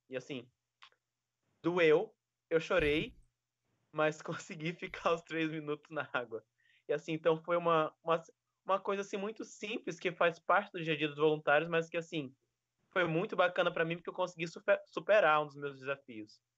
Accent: Maranhão, Brazil; also born or lived in Foz do Iguaçu; now in Gilwell Park, United Kingdom; eu sou do Maranhão

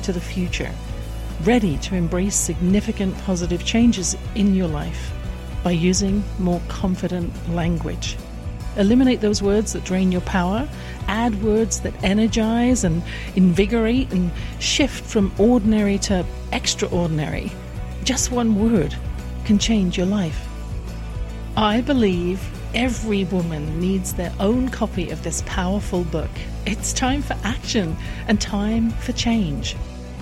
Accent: England, United Kingdom; I grew up in England

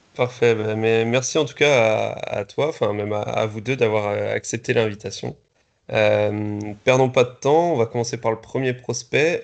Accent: Strasbourg, Grand Est, France; en tant que Strasbourgeois

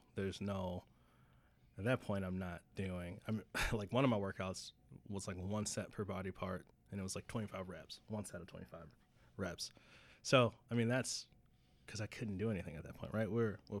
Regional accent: Wisconsin, United States; And I'm from Wisconsin.

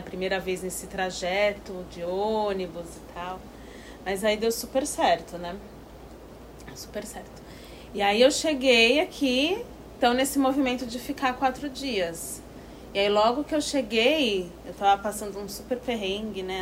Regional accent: Santos, São Paulo, Brazil; moved away as an adult; now in Piracanga, Brazil; sou de Santos, litoral de São Paulo

